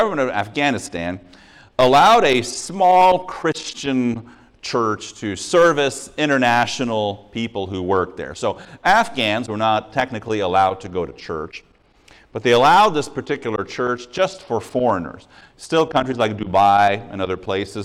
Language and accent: English; Montreal, Quebec, Canada; I'm from Montreal